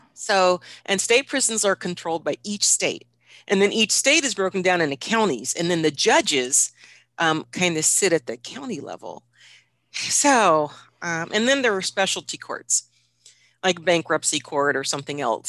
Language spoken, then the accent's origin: English; Washington, United States; Washington, which is my home state